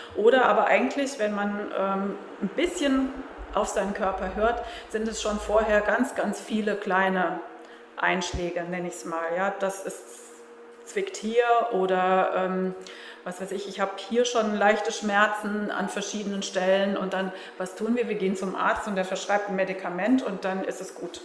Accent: Germany; als Deutsche

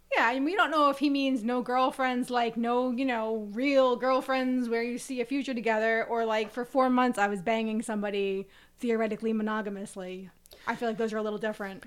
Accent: United States; we are American

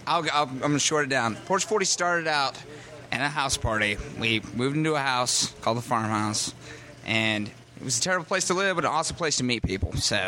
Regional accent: Sylva, North Carolina, United States; I'm from Silva, so I grew up there my whole life

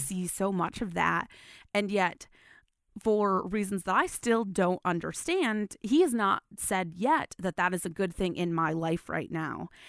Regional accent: West Michigan, United States; I grew up in the West Michigan area.

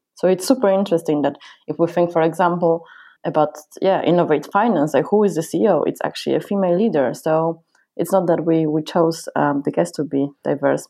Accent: Poland; now in United Kingdom; I come from Poland

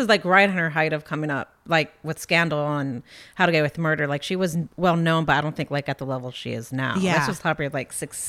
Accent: between Akron and Cleveland, Ohio, United States; moved away; I lived like literally everywhere between Akron and Cleveland.

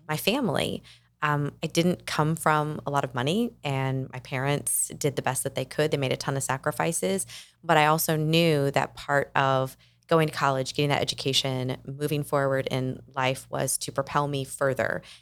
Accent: Kentucky, United States; moved away as an adult; also born or lived in Atlanta, Georgia / Nashville, Tennessee; now in South Florida, United States; We moved the family from my home state of Kentucky, where I had grown up

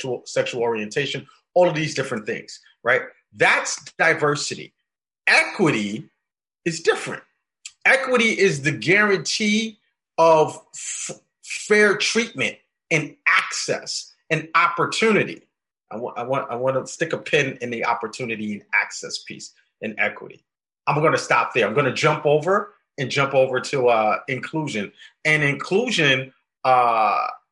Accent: New York City, New York, United States; I grew up in the South Bronx, New York

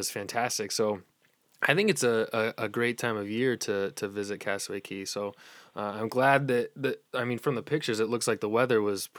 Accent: New England, United States; I'm also from the New England area

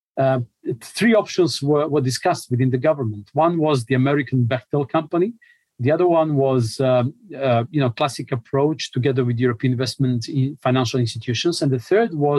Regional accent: Montenegro; I come from Montenegro

